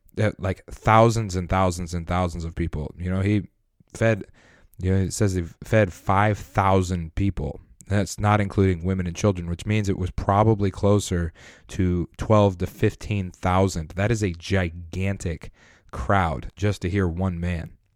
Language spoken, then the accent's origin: English; Colorado, United States; I'm from Colorado, grew up in Colorado